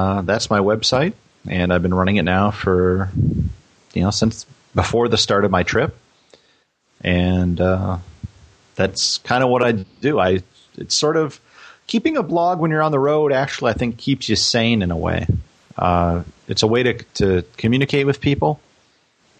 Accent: United States; I'm an American and have traveled extensively throughout the country

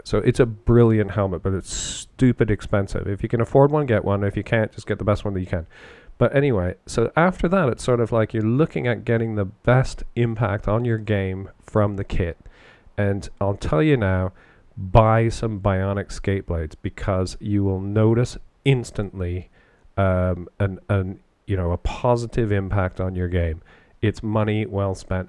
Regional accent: London, Ontario, Canada; I grew up in and around London playing hockey, and uh, that's London, Ontario

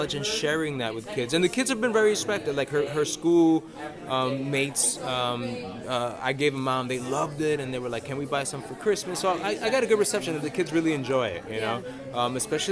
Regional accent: New York City, New York, United States; growing up in New York City

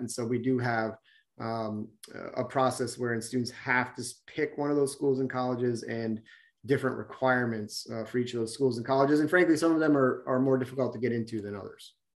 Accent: Vermont, United States; I grew up in Vermont myself

